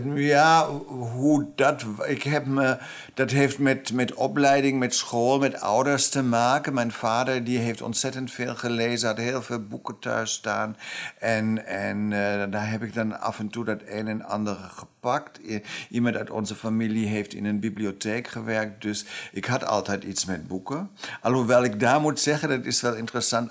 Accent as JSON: {"language": "Dutch", "country": "Germany", "second_language": "Dutch", "moved": "as an adult", "lives_now": "Amsterdam, Netherlands", "said": "ik ben wel Duitser"}